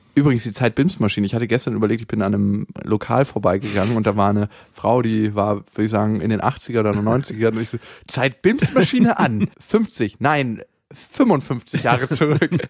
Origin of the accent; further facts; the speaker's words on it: Germany; accent: German; mit meinem deutschen Akzent.